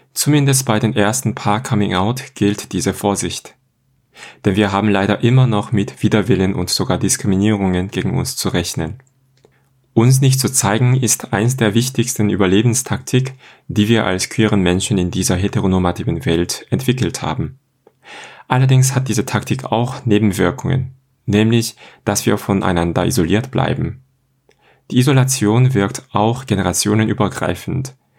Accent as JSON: {"language": "German", "country": "South Korea", "moved": "as an adult", "lives_now": "Germany", "said": "ich komme aus Korea auch 2010"}